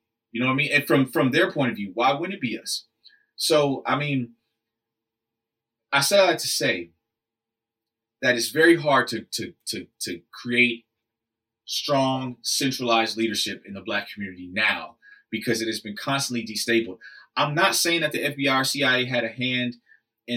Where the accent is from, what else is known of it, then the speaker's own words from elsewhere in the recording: Oklahoma City, Oklahoma, United States; I'm a schmuck from Oklahoma City